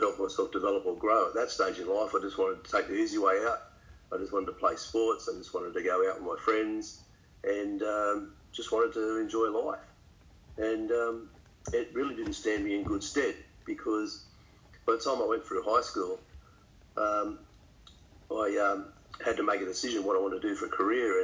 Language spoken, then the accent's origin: English; St Marys, New South Wales, Australia; I grew up in St Mary's